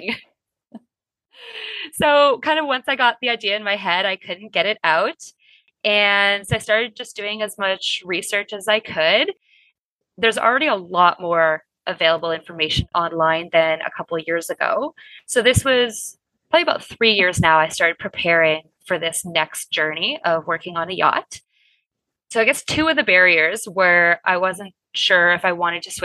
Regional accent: Winnipeg, Manitoba, Canada; moved away as an adult; also born or lived in Berlin, Germany; I am from Canada originally, Winnipeg specifically, which is about as landlocked as you can get.

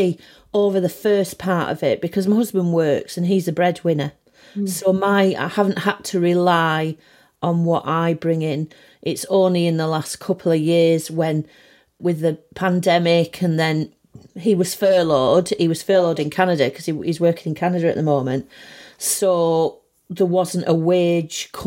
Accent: Barrow-in-Furness, North West England, United Kingdom; also born or lived in Manchester; I was born in Manchester, and then we moved to Barrow when I was about 18 months. And then apart from being at college, at art college, I've always lived around here

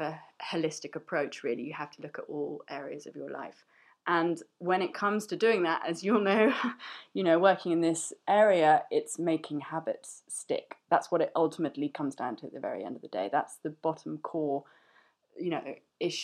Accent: London, United Kingdom; I'm a chef and I'm from London

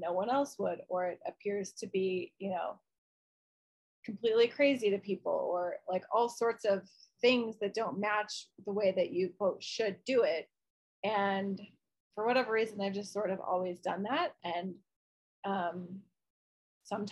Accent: Midwest, United States; I grew up in the Midwest

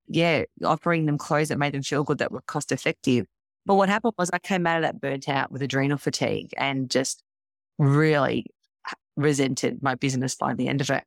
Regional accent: Melbourne, Victoria, Australia; I am from Melbourne, Victoria

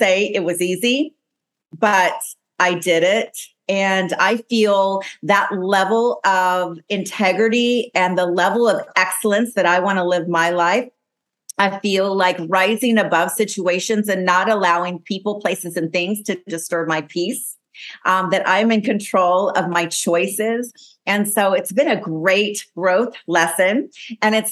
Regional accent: Las Palmas, Canary Islands, Spain; moved away; my hometown, Las Palmas, Gran Canary

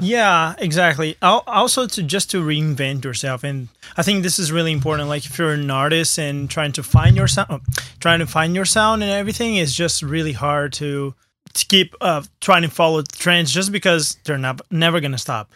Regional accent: Brazil; moved away; I'm from Brazil, but I always, like, kind of negate my, uh, roots

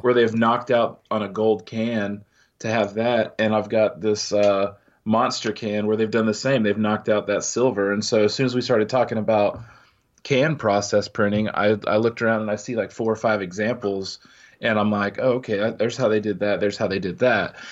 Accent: Midwest, United States; growing up in the Midwest

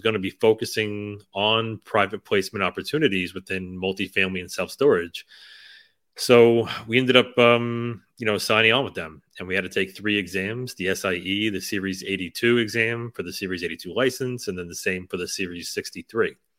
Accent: United States; we grew up right outside of New York City

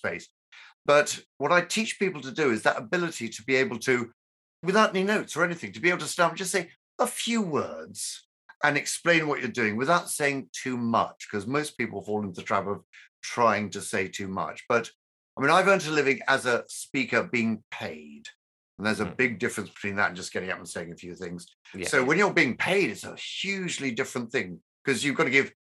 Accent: London, United Kingdom; born and bred London

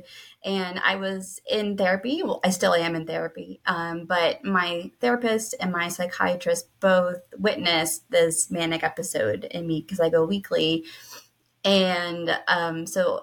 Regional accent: Pennsylvania, United States; I'm from Pennsylvania in the U.S.

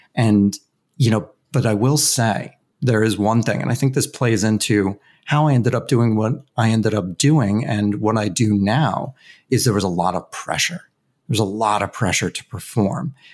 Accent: Westchester County, New York, United States; I grew up in Westchester County, New York, which is just about an hour north of Manhattan.

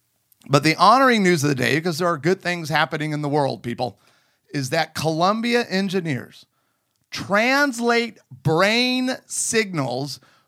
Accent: United Kingdom; I'm British.

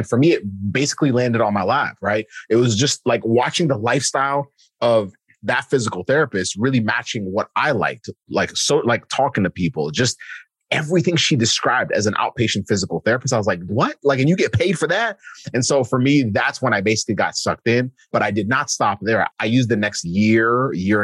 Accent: Kenya; I'm from Kenya

